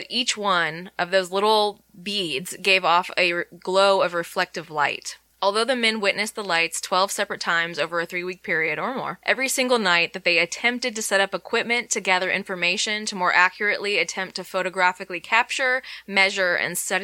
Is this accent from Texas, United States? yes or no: yes; Texas, United States; I'm from Texas